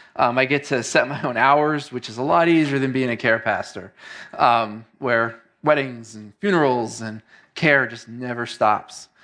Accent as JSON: {"language": "English", "town": "New York City", "region": "New York", "country": "United States", "tie": "born or raised there", "also_born_or_lived": "Queens / Long Island", "moved": "as an adult", "lives_now": "Northeast Ohio, United States", "said": "I came here to Northeast Ohio just about eleven years ago from New York City, which is where I grew up."}